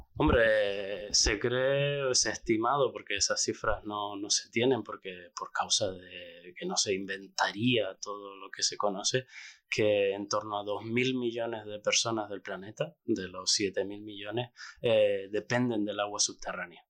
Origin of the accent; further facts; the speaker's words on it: La Orotava, Canary Islands, Spain; yo soy canario, soy de la Orotava y crecí allí